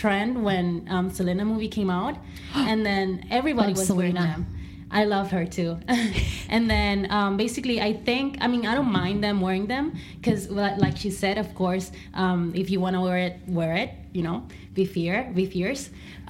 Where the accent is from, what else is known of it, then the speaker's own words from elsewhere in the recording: Puerto Rico; moved away; I was born in Puerto Rico